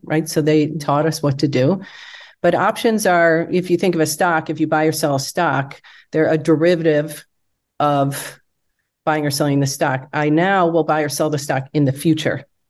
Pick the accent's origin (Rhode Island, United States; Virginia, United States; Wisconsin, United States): Wisconsin, United States; moved away as an adult; also born or lived in Michigan / Chicago; I grew up in Wisconsin.